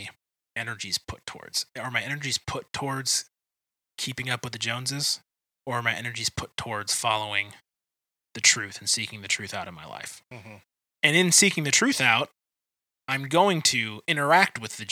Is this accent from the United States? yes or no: yes; Detroit area, Michigan, United States; I was at a church most of my life that was on the edge of Detroit